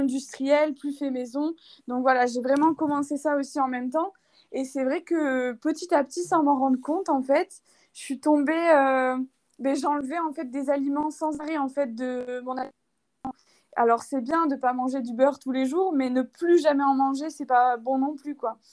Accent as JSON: {"language": "French", "town": "Toulouse", "region": "Occitania", "country": "France", "moved": "as an adult", "lives_now": "Bulgaria", "said": "je viens de France, de Toulouse à la base, et j'ai emménagé en Bulgarie du coup il y a deux ans"}